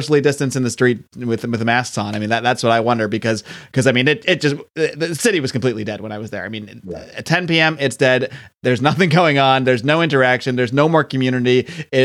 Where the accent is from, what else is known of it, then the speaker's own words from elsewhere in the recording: East Coast, United States; moved away; I'm from the East Coast